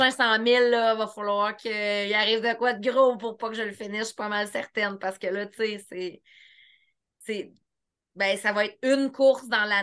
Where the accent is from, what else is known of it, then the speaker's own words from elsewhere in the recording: Eastern Townships, Quebec, Canada; Je viens des cantons de l'Est